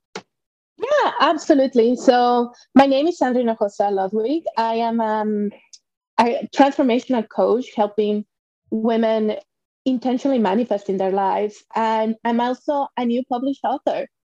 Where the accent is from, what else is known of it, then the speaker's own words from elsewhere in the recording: Mexico; moved away as an adult; I was born and raised in Mexico.